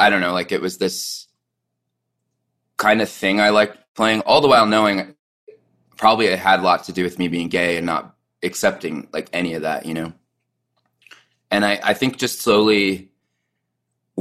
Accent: Southern California, United States; now in Salt Lake City, United States; I grew up in Southern California, so it wasn't like I was in the epicenter. Like, I live in Salt Lake City now

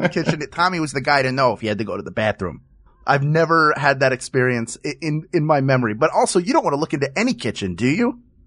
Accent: Philadelphia, Pennsylvania, United States; my hometown of Philadelphia, Pennsylvania

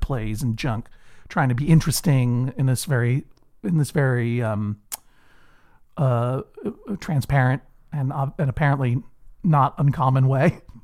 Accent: Brookline, Massachusetts, United States; born or raised there

